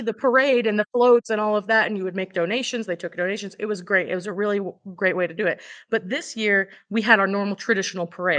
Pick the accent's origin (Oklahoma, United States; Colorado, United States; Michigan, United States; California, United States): Oklahoma, United States; now in Eureka Springs, United States; I'm originally from Oklahoma